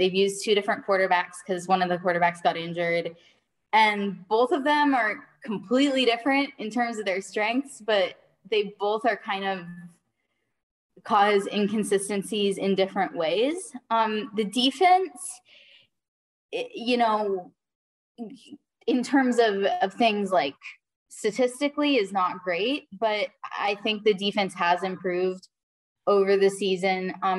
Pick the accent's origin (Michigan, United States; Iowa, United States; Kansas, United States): Michigan, United States; moved away as an adult; also born or lived in Utah; now in Nashville, United States; I'm from Michigan. Before that, I actually lived in Utah. So I've kind of lived all over the country.